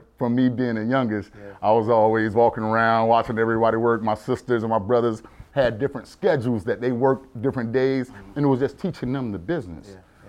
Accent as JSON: {"language": "English", "town": "Miami", "region": "Florida", "country": "United States", "tie": "born or raised there", "said": "I'm the youngest of eight. Mm-hmm. And my whole family's from Jersey except me. Mm. I was born in Miami, Florida."}